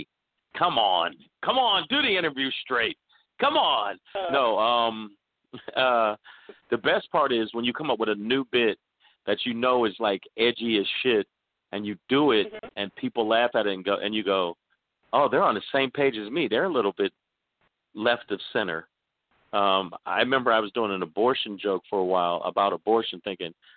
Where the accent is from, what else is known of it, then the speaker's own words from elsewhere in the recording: New York, United States; also born or lived in Kingston, Jamaica; I was born in Kingston, but I grew up in New York